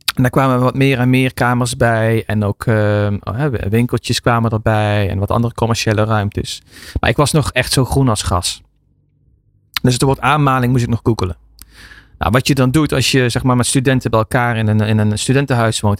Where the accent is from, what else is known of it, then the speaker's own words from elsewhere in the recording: Soerendonk, North Brabant, Netherlands; also born or lived in Eindhoven / Belgium; ik ben geboren in Eindhoven, opgegroeid onder de rook van Eindhoven Soerendonk